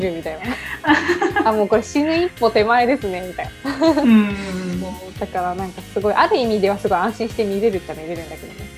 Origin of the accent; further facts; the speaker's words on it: Japan; 私たちの地元に近くて広島